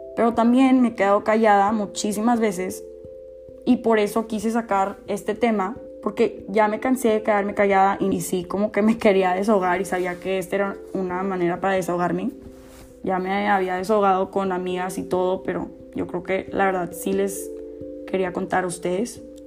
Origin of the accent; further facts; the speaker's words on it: Mexico; siendo mexicana